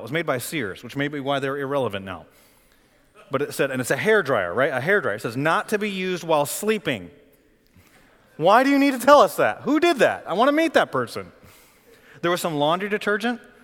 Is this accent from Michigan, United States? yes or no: yes; Flint, Michigan, United States; now in Raleigh, United States; I'm from Flint, Michigan.